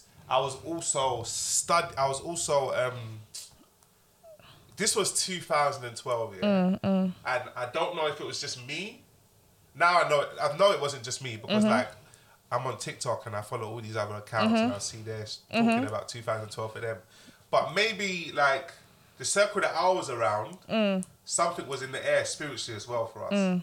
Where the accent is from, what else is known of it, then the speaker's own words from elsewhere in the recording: London, United Kingdom; I got shot at in my area. I'm from Broad Farm.